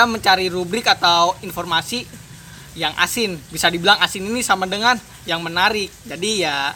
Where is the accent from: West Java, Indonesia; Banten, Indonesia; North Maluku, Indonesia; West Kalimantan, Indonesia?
Banten, Indonesia; Tangerang; gue lahir di Tangerang dan gue juga tinggal di Tangerang juga